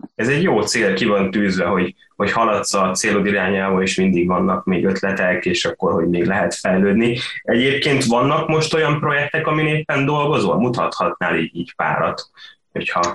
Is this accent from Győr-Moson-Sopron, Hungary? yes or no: yes; Sopron, Győr-Moson-Sopron, Hungary; én Soproni vagyok